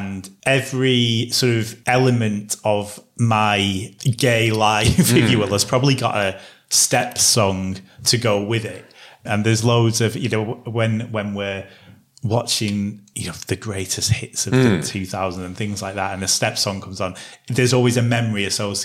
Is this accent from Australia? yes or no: no; England, United Kingdom; we're English